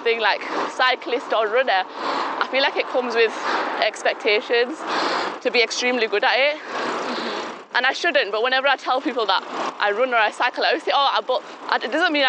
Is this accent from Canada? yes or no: no; United Kingdom; be an Asian girl, I'm British Pakistani